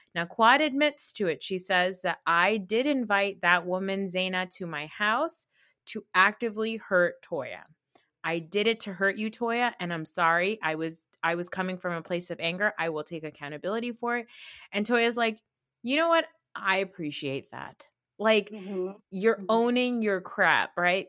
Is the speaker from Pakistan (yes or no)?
yes; Pakistan; as a Pakistani